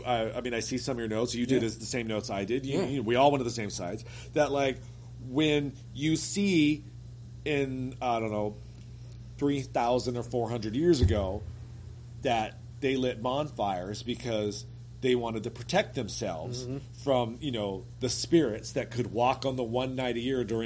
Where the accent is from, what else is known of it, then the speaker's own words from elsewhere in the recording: Southern California, United States; Growing up in Southern California in a Mexican family